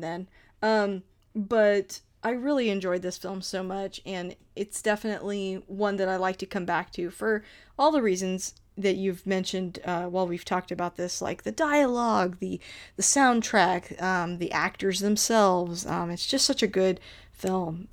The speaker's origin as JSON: {"language": "English", "region": "Texas", "country": "United States", "tie": "born or raised there", "said": "I grew up in Texas."}